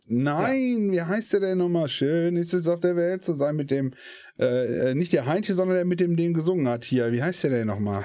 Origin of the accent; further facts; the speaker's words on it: Essen, North Rhine-Westphalia, Germany; Ich komme aus Essen